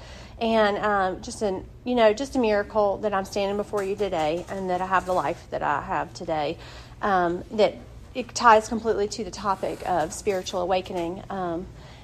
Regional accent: Wilson, North Carolina, United States; I'm from Wilson, North Carolina. I'm from a great family. I didn't grow up seeing alcohol in my home

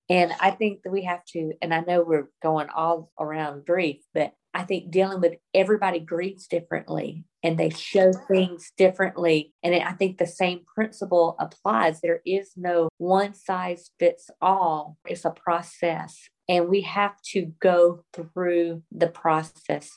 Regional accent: the South, United States; even though we've lived other places, I was raised in the South

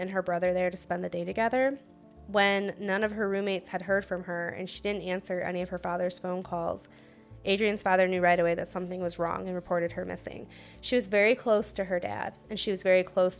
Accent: Ohio, United States; I'm from Ohio. We don't have

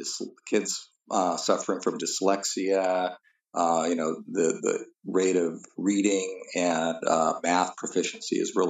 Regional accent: Southern California, United States; also born or lived in Norway; I was born in California in 1961, pretty much lived my whole life in Southern California.

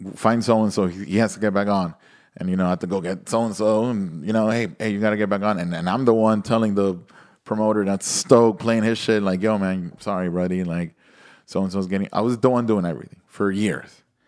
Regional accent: Nicaragua; moved away; also born or lived in Miami, United States; I grew up, went to high school in Nicaragua, I mean, all school

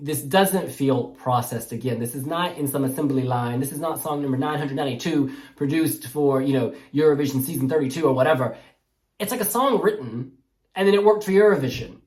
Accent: United States; I'm American

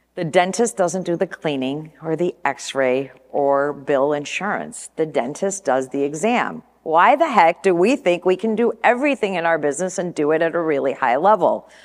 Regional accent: Flint, Michigan, United States; moved away as an adult; also born or lived in California; now in Portland, United States; growing up in Michigan, going to school in Flint, and flying off to California when I was twenty years old

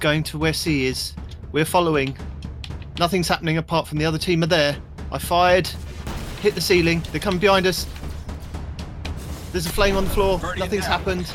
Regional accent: United Kingdom; I am your British host

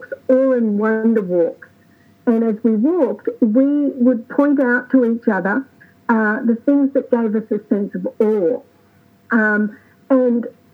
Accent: Australia; now in United States; growing up in Australia, where we don't have an equivalent to Thanksgiving

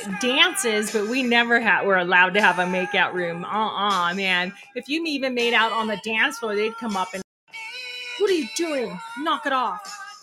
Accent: Colorado, United States; I am actually from Colorado, United States.

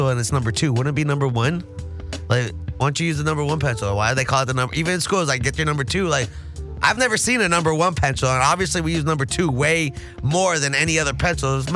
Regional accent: Los Angeles, California, United States; I'm oh, from yeah, LA too, but you know I'm the, I'm born in in the valley, so it's a little different than Torrance and Cerritos.

